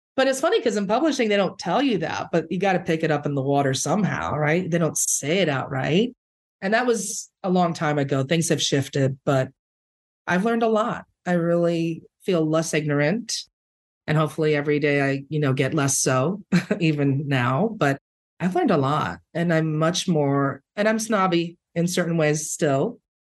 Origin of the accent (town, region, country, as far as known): New York City, New York, United States; born or raised there; first language Spanish; English is a second language